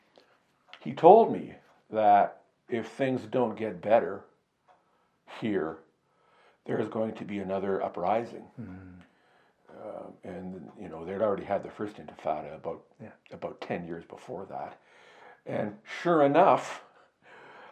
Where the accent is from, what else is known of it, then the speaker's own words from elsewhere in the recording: Canada; I'm a reporter from Canada